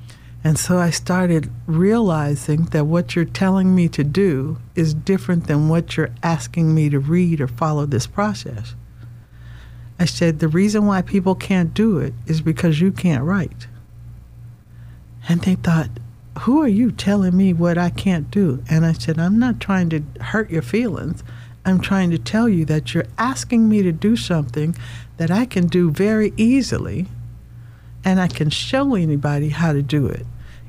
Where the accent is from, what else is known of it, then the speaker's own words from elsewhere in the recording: the South, United States; You know, when you're growing up in the South, especially in a black family, you have to get a job.